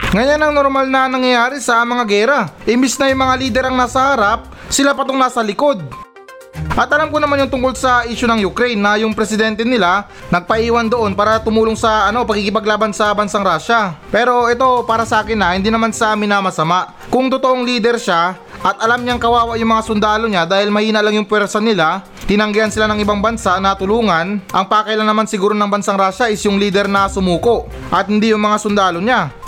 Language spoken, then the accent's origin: Tagalog; Philippines; ito yung lupang sinilangan natin